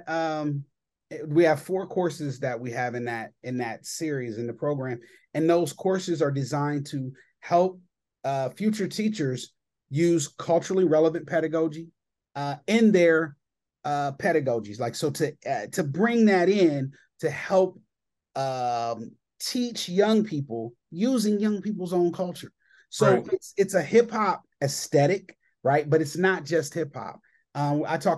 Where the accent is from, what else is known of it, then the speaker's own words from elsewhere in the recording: Columbus, Ohio, United States; I am from Columbus, Ohio